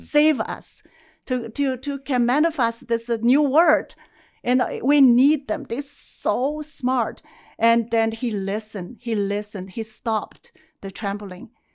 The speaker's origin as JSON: {"language": "English", "country": "China", "tie": "born or raised there", "moved": "yes", "lives_now": "Calgary, Canada", "said": "I was born in China, and uh, my mother's family they have a, a, traditional as a herbalist, and acupuncture, and also you know drink the herbs every day. So in a way, as I grew up, I smells herb day and night"}